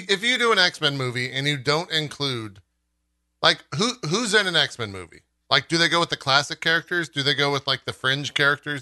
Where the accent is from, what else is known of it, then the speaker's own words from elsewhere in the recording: San Antonio, Texas, United States; I grew up in San Antonio